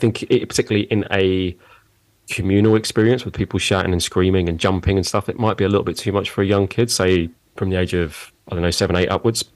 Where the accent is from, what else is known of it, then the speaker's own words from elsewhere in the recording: London, United Kingdom; now in Surbiton, United Kingdom; I was born in Roehampton. So is that technically London or Surrey? I think that's technically London. Yeah, I was born in London. So I've not strayed far from the pond.